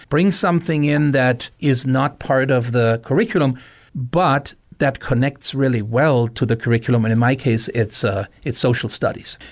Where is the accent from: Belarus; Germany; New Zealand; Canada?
Germany; moved away as an adult; now in Missoula, United States; I came to Missoula thirty years ago, uh, born and raised in Germany